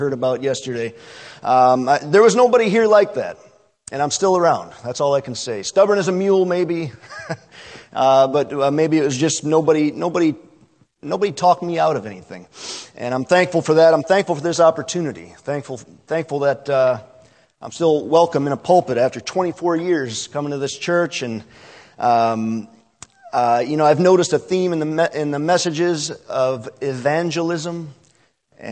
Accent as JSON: {"language": "English", "area": "Great Black Swamp, east of Toledo", "region": "Ohio", "country": "United States", "tie": "born or raised there", "said": "raised 10 miles east of here in the German Black Swamp"}